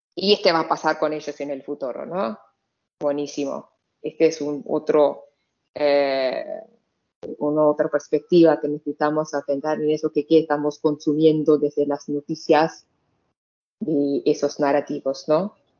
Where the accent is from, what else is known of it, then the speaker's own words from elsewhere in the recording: Saudi Arabia; Spanish is a second language; moved away; also born or lived in Pakistan; yo me viví ahí, 20 años de mi vida, crecí ahí